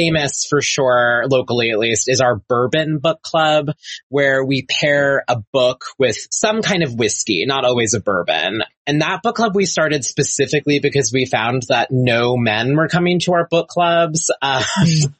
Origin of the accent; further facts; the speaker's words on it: Long Island, New York, United States; now in Las Vegas, United States; I grew up on Long Island